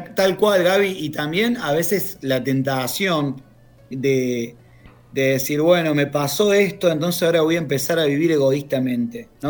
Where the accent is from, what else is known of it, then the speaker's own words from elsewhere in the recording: Córdoba, Argentina; moved away as an adult; also born or lived in Buenos Aires; now in Sarmiento, Argentina; yo soy del interior, soy de Córdoba